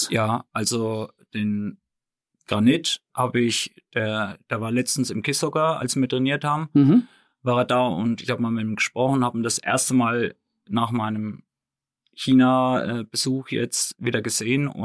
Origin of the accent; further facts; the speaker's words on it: Hohenroth, Bavaria, Germany; Aber ähm, gebürtig Hohenrot. Ja, genau. Also da ist mein Elternhaus in Hohenrot.